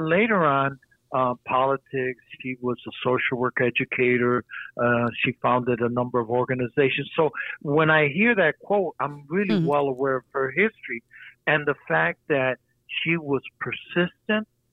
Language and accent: English; Detroit, Michigan, United States; also born or lived in Puerto Rico; I was born in Puerto Rico, but grew up in Southwest Detroit and consider that my home, basically. Yeah. Lifelong Detroiter.